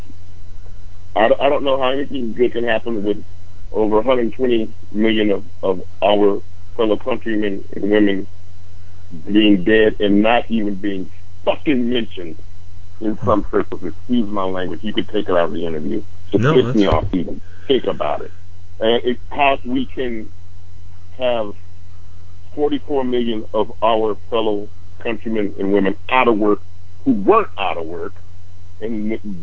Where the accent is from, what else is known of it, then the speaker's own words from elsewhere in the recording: United States; as an American